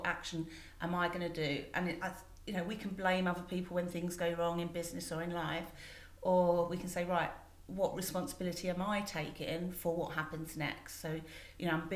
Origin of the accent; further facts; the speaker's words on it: London, United Kingdom; also born or lived in Winchester; I grew up in Forestgate, Stratford, like East London